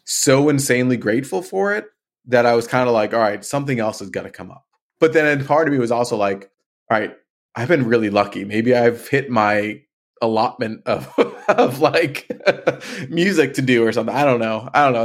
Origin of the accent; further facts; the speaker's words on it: Marlborough, Massachusetts, United States; I grew up in Marlborough